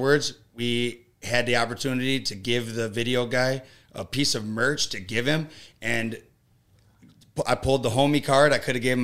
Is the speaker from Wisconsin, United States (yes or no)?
yes; Prescott, Wisconsin, United States; I'm from Prescott, Wisconsin. A lot of my songs have rural elements. I grew up around farms